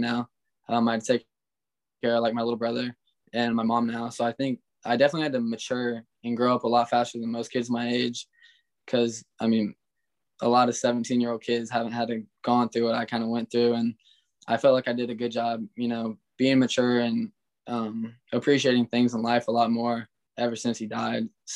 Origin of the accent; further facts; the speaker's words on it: Indiana, United States; I'm from Indiana